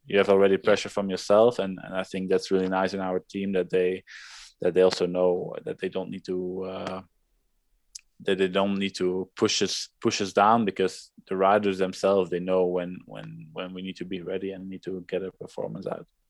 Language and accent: English; Leuven, Flanders, Belgium; 150 meters from where I grew up, uh, from my parents' wow. house